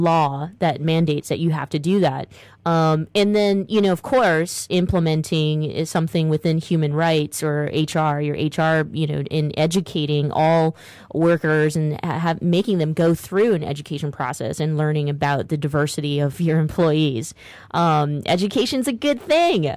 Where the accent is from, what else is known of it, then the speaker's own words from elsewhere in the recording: Stockton, California, United States; I grew up in Stockton, California, the Detroit of California